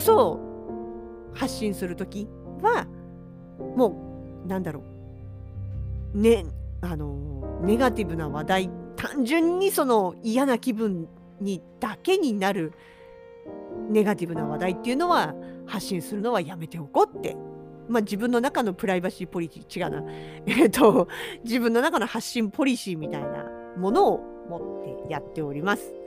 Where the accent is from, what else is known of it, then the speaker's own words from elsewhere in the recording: Hokkaido, Japan; 同じ北海道民として